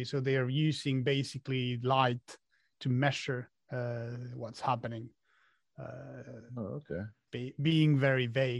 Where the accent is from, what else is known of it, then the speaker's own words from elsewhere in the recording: Argentina; born there; As you said, I was born in Argentina.